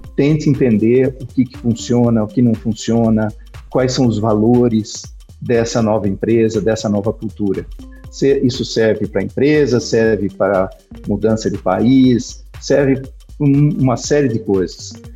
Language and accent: Portuguese; Brazil; also born or lived in Portugal; como eu me comportava aqui no Brasil